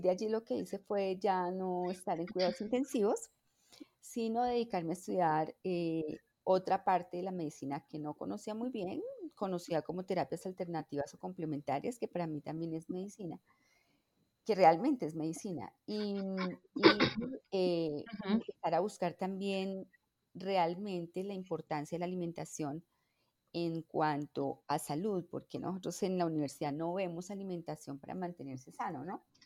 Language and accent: Spanish; Bogotá, Colombia; yo nací en Bogotá